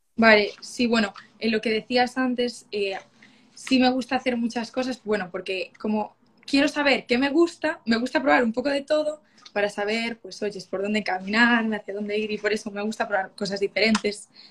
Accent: Galicia, Spain; yo soy de Galicia

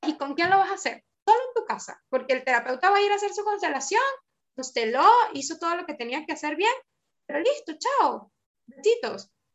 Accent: Venezuela; now in Argentina; nosotros somos, venimos de Venezuela

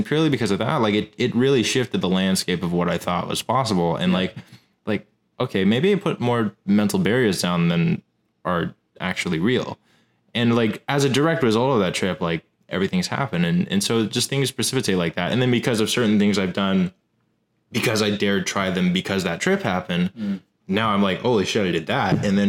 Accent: United States; I'm a dude from America

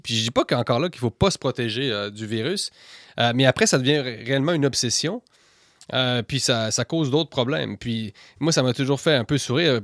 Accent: Quebec, Canada; quand on vient du Québec

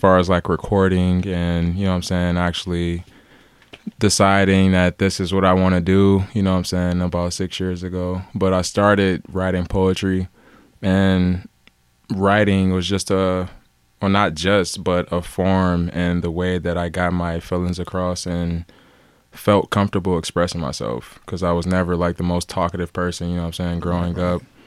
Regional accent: Cleveland, Ohio, United States; also born or lived in Los Angeles; I'm from Cleveland, born and raised

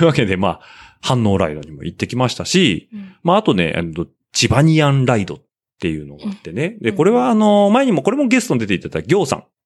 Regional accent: Nagoya, Aichi, Japan; accent: Nagoya dialect; 僕の名古屋弁

